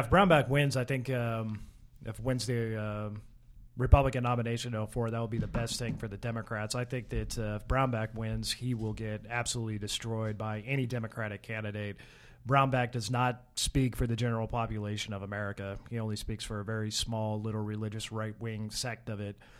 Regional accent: Kansas, United States; I was from Kansas

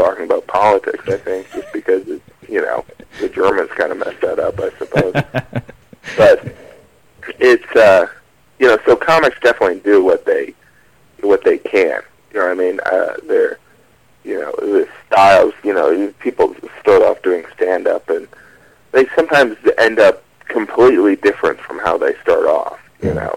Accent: Indiana, United States; moved away as an adult; now in New York, United States; I grew up in Indiana

